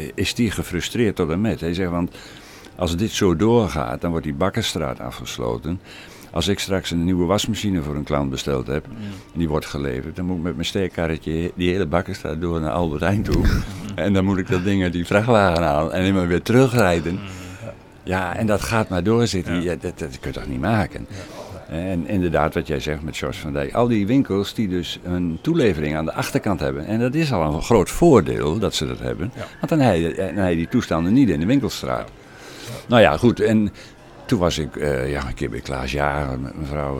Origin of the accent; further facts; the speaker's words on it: Oldebroek, Gelderland, Netherlands; now in Putten, Netherlands; ik ben eh, geboren en getogen in Oldenbroek